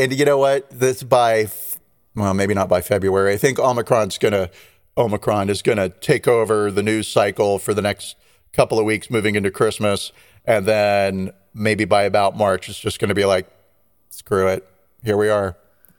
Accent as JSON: {"language": "English", "region": "California", "country": "United States", "said": "I'm a Californian"}